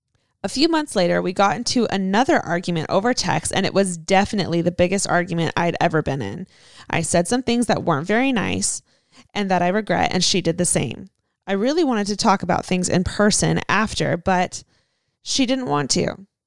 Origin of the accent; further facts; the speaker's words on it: San Diego, California, United States; I am 19 years old and I'm from San Diego, California. Love San Diego.